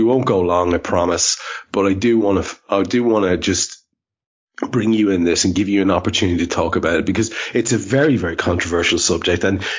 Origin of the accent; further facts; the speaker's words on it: Ireland; I'm an Irishman.